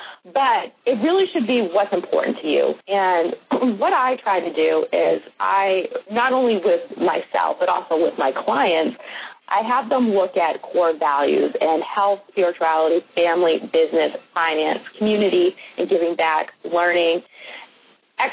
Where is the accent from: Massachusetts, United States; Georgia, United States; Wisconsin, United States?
Massachusetts, United States; Boston; now in Mississippi, United States; And the students in Mississippi, where I live currently, I'm a transplant from Boston.